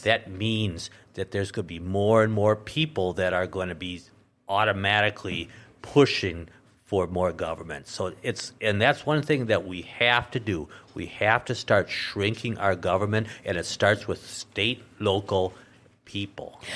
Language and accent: English; Minnesota, United States; now in North Dakota, United States; I was born and raised in Minnesota.